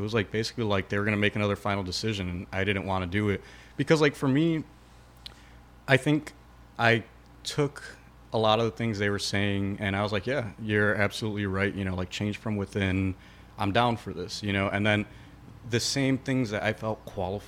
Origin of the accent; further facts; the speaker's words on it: Chicago, Illinois, United States; We're all from Chicago